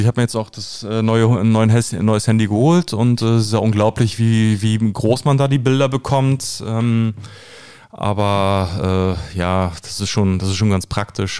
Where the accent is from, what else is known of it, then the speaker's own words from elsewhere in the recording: Berlin, Germany; ich komme aus Köpenick, ich bin ein mhm. gebürtiger Köpenicker. Und äh, fünf Minuten von mir, wo ich groß geworden bin